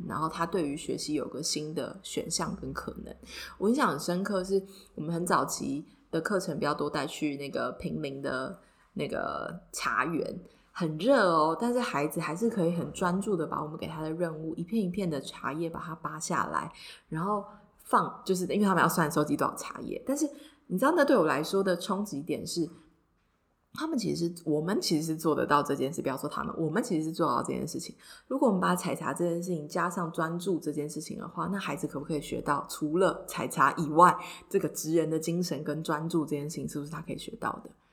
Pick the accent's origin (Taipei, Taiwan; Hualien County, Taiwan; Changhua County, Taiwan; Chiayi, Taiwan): Taipei, Taiwan; 因为我就是一个超级死台北长大的小孩